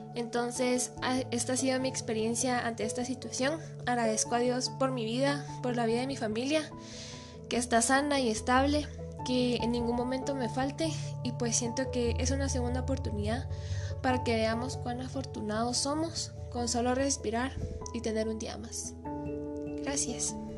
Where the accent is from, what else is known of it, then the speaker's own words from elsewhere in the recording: Quetzaltenango, Guatemala; soy de Shela y vivo actualmente aquí